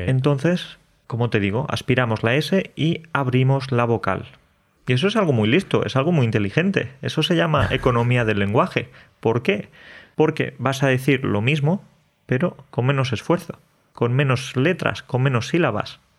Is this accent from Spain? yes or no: yes; Andalusia, Spain; los andaluces decimos cómo estás